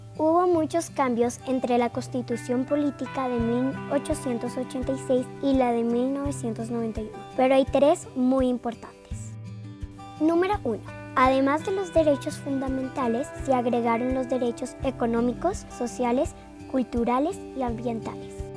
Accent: Bogotá, Colombia; tengo 10 años y nací en Bogotá

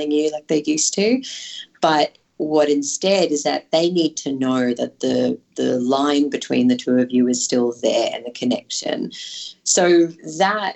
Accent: Yeppoon, Queensland, Australia; moved away; I'm from Yeppoon originally, up in central Queensland, small town on the coast.

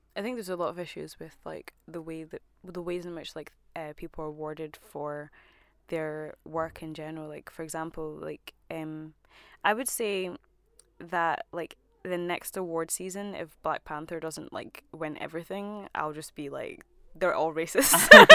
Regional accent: Scotland, United Kingdom; as a Scottish black woman

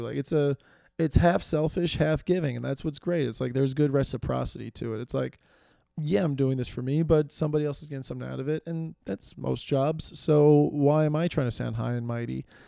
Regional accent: New York City, New York, United States; I live in New York City. I do I'm from New York

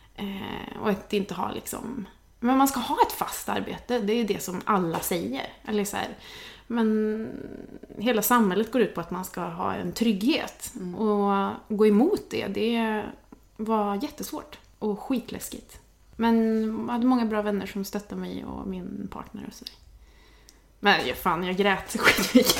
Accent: Värmland, Sweden; moved away as an adult; now in Stockholm, Sweden; jag kommer från Värmland från början

